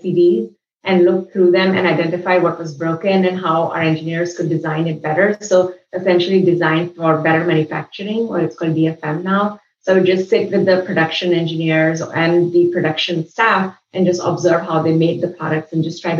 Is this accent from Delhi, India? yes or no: yes; New Delhi, Delhi, India; moved away as an adult; also born or lived in Mumbai / Los Angeles, United States; now in United States; I grew up in New Delhi and I studied in Mumbai